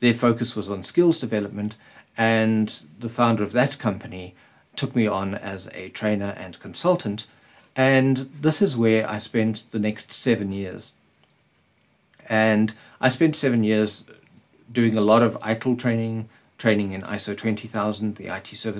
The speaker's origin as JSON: {"language": "English", "town": "Springs", "region": "Gauteng", "country": "South Africa", "tie": "born or raised there", "said": "in Springs, my hometown. Springs is a little town in Gauteng in South Africa."}